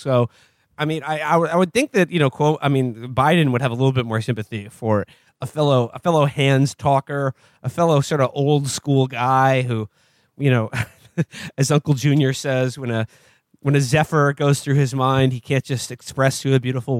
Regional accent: New York, United States; I'm a New Yorker.

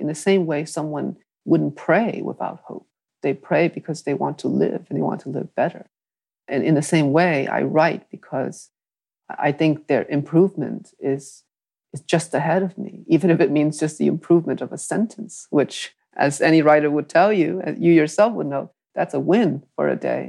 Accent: New England, United States; but I think for something about growing up in New England pushed me there even further, because I just saw so much wealth and privilege.

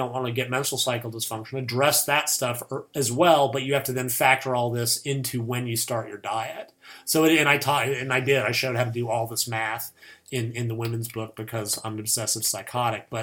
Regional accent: United States; I'm American

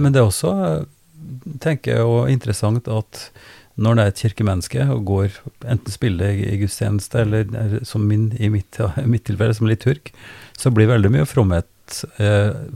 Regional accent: Oppdal, Trøndelag, Norway; jeg er fra, fra Oppdal, Sør-Trøndelag

